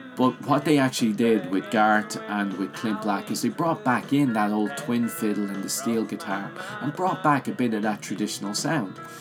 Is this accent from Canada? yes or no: no; Ireland; I grew up in Ireland